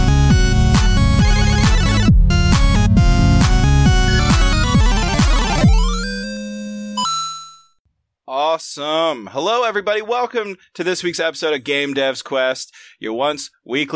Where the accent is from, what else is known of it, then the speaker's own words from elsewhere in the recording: Oregon, United States; We're from Oregon